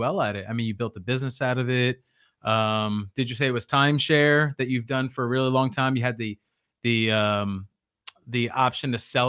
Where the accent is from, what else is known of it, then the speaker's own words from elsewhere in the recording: New York City, New York, United States; my wife and I, born and raised in Brooklyn, New York, we're raised in some tough neighborhoods